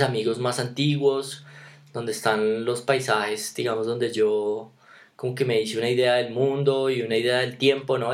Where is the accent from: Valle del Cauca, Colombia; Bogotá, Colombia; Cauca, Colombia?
Bogotá, Colombia; nosotros los dos somos de, de Engativá